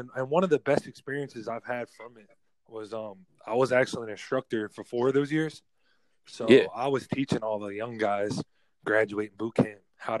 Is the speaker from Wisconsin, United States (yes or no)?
no; New Jersey, United States; also born or lived in California; now in Texas, United States; being from the East Coast, like growing up in Jersey, and then like, you know, transitioning out to Cali, and now I'm here. Like, you know, I've gone from East West to like Midwest.